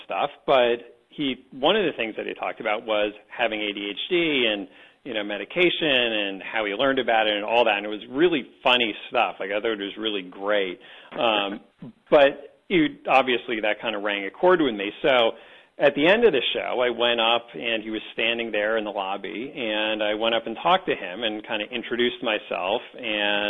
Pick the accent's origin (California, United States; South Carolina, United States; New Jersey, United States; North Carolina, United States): New Jersey, United States; someone who grew up in New Jersey outside of New York City